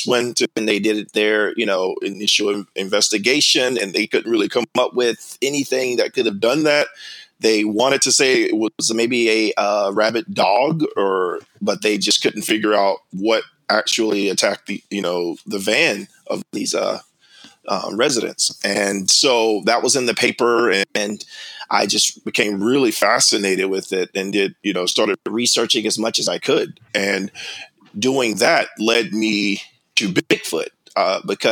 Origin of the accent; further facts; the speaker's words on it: South Carolina, United States; moved away; I grew up in South Carolina